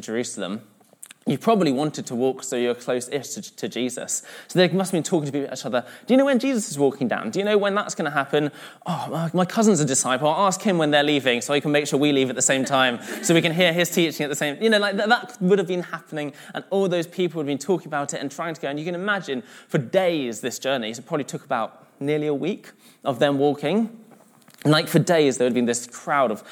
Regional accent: London, United Kingdom; now in Manchester, United Kingdom; I'm originally from London, but I'm mixed race and my mum's from Malaysia

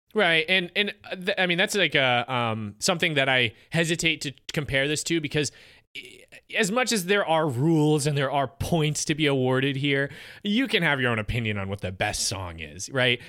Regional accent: United States; as an American

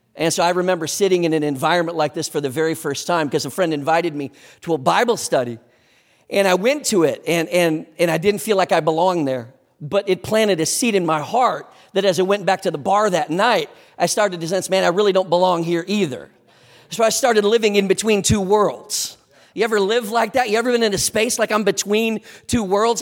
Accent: Sleepy Eye, Minnesota, United States; moved away; also born or lived in New Ulm, Minnesota; I was born in New Ulm, raised in Sleepy Eye

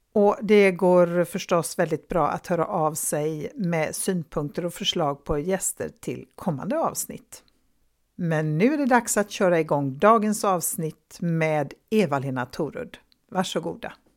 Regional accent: Gothenburg, Västra Götaland, Sweden; för mig som göteborgare

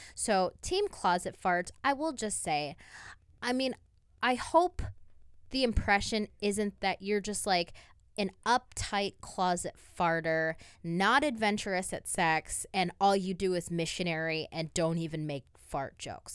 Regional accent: Toledo, Ohio, United States; we're both from Toledo, Ohio

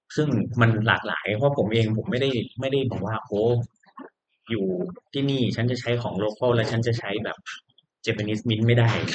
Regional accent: Thailand; เมืองไทย ก็คือ บ้านเรา

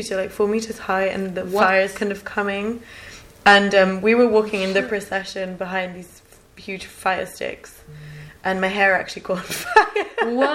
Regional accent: Germany; also born or lived in France; I grew up in Germany, but all my life I've always been going to Italy because my family still lives there. I've lived in France.

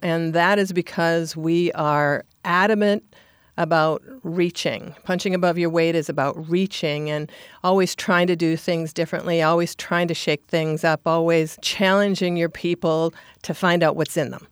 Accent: Minnesota, United States; now in Anchorage, United States; I'm from Minnesota, and Minnesota nice is how I sort of grew up.

